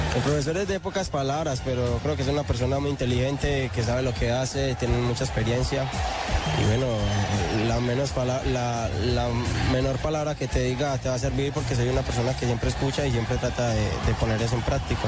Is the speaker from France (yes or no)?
no; Colombia; como colombianos que somos y como sentimos nuestra patria